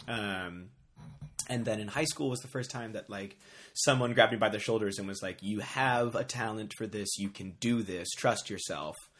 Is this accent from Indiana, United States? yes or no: no; New Orleans, Louisiana, United States; moved away as an adult; also born or lived in Chicago; I grew up in New Orleans. I was born and raised in New Orleans.